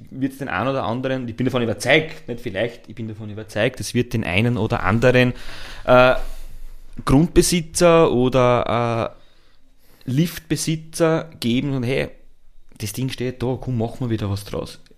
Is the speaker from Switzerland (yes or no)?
no; Lower Austria, Austria; Ich komme eben aus dem Niederösterreich, da Schneebergregion, hohe Wand